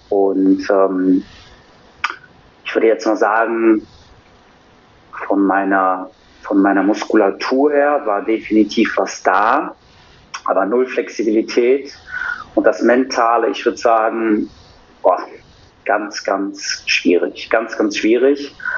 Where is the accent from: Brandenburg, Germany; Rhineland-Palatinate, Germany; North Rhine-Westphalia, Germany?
North Rhine-Westphalia, Germany; Cologne; Ich bin 40, komme aus Köln